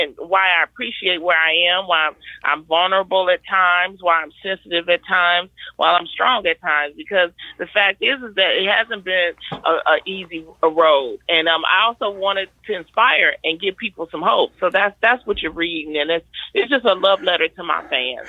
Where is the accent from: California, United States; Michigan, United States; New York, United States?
Michigan, United States; Detroit; I grew up in Detroit in the Brewster Project